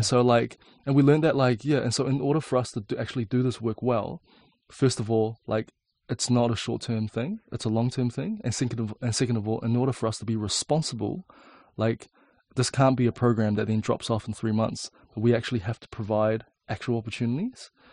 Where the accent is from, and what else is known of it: Auckland, New Zealand; born or raised there; also born or lived in China